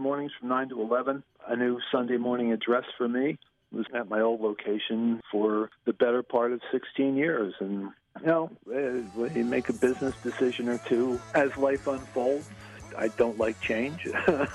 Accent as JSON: {"language": "English", "town": "Trenton", "region": "New Jersey", "country": "United States", "tie": "born or raised there", "said": "I grew up in Trenton"}